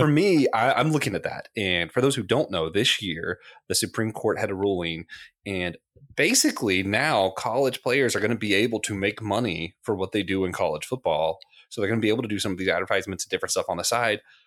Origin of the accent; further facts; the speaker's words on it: Tallahassee, Florida, United States; I grew up in Tallahassee